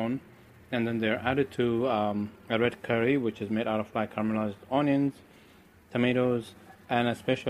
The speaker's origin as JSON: {"language": "English", "country": "Eritrea", "moved": "yes", "lives_now": "San Francisco, United States", "said": "I'm from Eritrea, East Africa."}